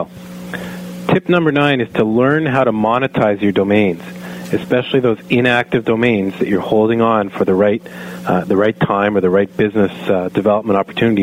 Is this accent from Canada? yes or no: yes; Canada; I am a Canadian